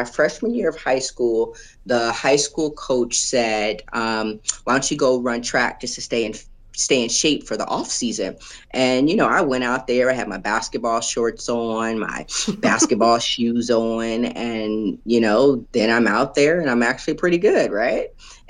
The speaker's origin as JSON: {"language": "English", "town": "Los Angeles", "region": "California", "country": "United States", "tie": "born or raised there", "lives_now": "Springfield, United States", "said": "Los Angeles, California."}